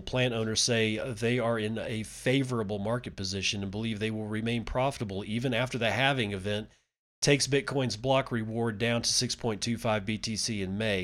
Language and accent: English; Permian Basin, Texas, United States; growing up in the Permian Basin